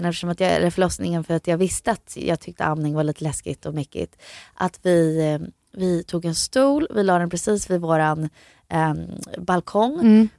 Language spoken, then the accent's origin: Swedish; Florida, United States; now in Sweden; jag växte upp i Florida